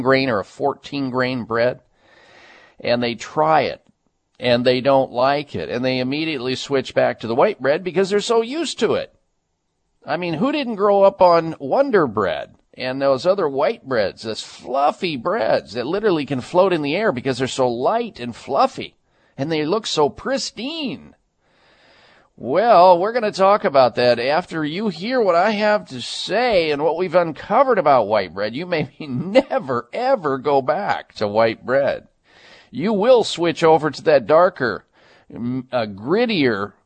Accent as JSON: {"language": "English", "region": "Midwest", "country": "United States", "tie": "born or raised there", "said": "growing up in the Midwest"}